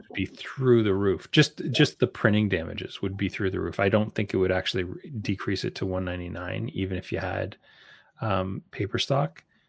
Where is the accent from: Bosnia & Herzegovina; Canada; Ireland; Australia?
Canada; as a Canadian